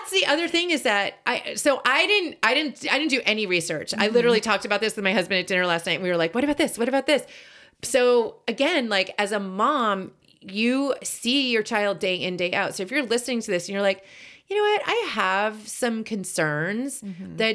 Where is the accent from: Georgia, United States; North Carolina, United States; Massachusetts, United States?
Massachusetts, United States; Boston; so I grew up in Boston and I don't think I ever had an accent, even though both my parents have accents.